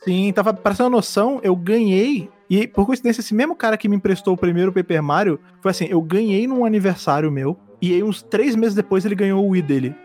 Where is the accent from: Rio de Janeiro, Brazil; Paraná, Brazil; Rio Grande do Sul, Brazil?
Rio de Janeiro, Brazil; now in São Paulo, Brazil; eu sou do Rio de Janeiro, né? Eu moro em São Paulo, mas eu sou do Rio